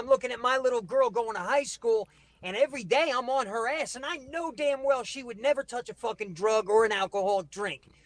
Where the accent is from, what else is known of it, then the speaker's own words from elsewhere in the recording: Barnegat, New Jersey, United States; moved away; also born or lived in South Philadelphia, Pennsylvania; Born in South Philly, raised in Barnegat, New Jersey, which is South Jersey.